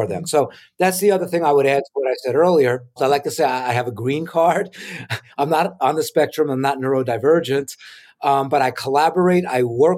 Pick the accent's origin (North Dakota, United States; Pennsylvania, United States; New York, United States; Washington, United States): New York, United States; New York City; my school years growing up in New York City